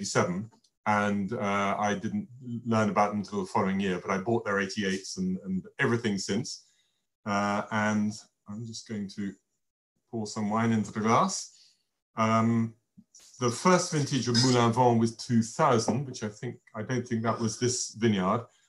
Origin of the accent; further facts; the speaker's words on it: England, United Kingdom; being English